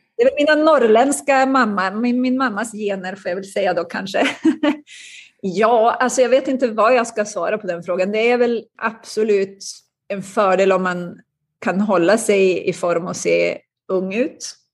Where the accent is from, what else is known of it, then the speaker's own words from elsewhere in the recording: Umeå, Västerbotten County, Sweden; moved away as an adult; now in United States; Jag växte upp i Umeå i Västerbotten